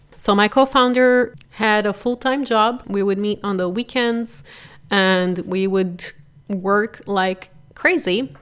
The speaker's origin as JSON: {"language": "English", "country": "Brazil", "also_born_or_lived": "San Jose, United States", "second_language": "English", "moved": "as an adult", "lives_now": "United States", "said": "I am originally from Brazil and was very blessed to come here at eighteen"}